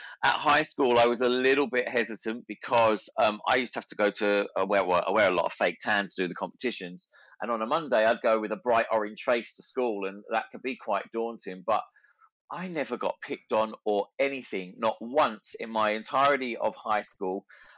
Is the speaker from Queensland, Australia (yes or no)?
yes; Ipswich, Queensland, Australia; accent: Australian; Well, despite the Australian accent that I have, I'm actually from Ipswich, and I grew up there. I was born there, and I started to dance at 3 years old.